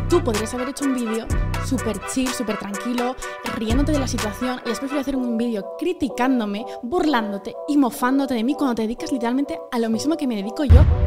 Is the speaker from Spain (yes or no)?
yes; Community of Madrid, Spain; somos de Madrid, de las afueras, perdón, de Madrid